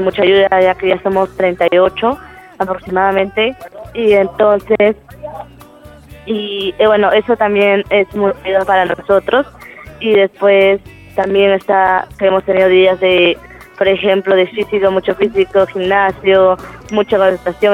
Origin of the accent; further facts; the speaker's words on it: Peru; estoy compitiendo acá en mi país